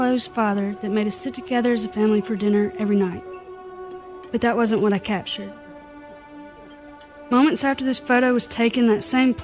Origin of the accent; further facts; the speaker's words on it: Clarksdale, Mississippi, United States; moved away; Born and raised in Clarksdale, Mississippi, you don't miss the Juke Joint Festival